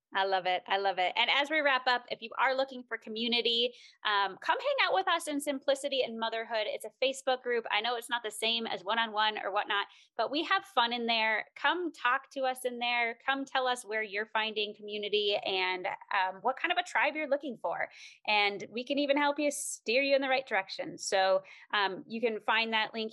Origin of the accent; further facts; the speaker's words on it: Minnesota, United States; moved away as an adult; we're both from Minnesota area